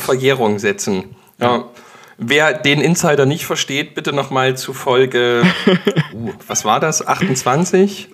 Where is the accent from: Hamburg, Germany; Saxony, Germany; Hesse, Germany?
Saxony, Germany; Dresden; muss ich als Dresdner